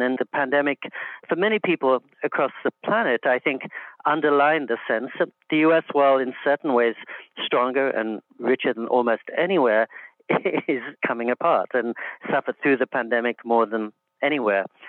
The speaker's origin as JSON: {"language": "English", "region": "England", "country": "United Kingdom", "tie": "born or raised there", "moved": "yes", "lives_now": "United States", "said": "in England, too, when I was growing up"}